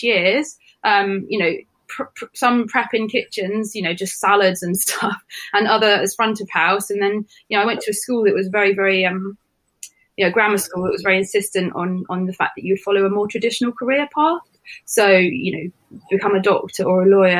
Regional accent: Sidmouth, South West England, United Kingdom; I grew up in Sidmouth in Devon.

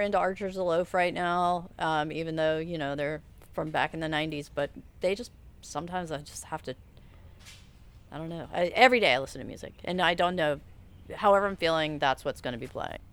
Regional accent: Charleston, South Carolina, United States; also born or lived in Asheville; now in Savannah, United States; I grew up in Charleston

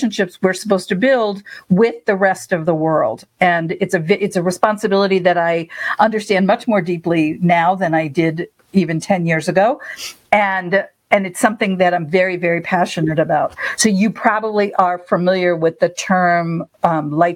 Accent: United States; moved away as an adult; now in Israel; I live in Israel. Since 2010, I grew up in America

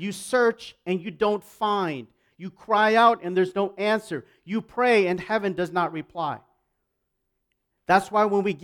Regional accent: Canada

